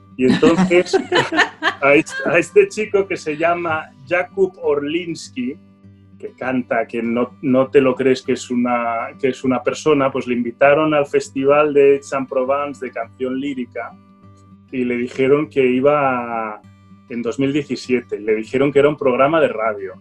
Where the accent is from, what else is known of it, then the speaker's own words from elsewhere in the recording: Barcelona, Catalonia, Spain; yo soy polaco, ¿eh? polaco de Barcelona